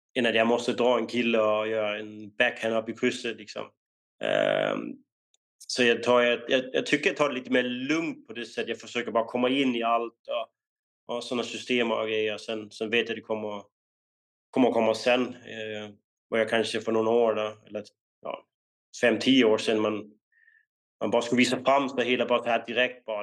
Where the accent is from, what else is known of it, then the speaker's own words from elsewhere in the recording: Denmark; moved away as an adult; now in Sweden; när vi var unga i, um, i Danmark